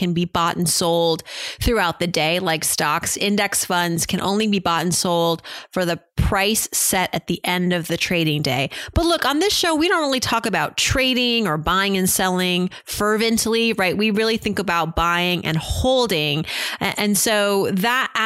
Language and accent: English; Massachusetts, United States; growing up in Massachusetts